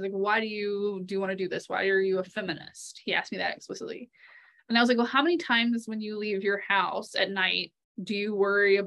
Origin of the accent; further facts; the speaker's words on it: the South, United States; moved away; I come from the South and I grew up in the church